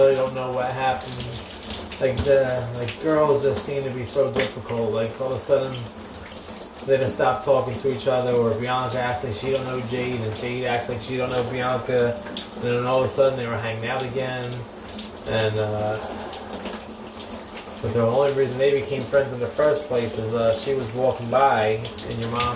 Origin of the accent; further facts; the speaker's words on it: Philadelphia, Pennsylvania, United States; moved away; growing up in Philly on the block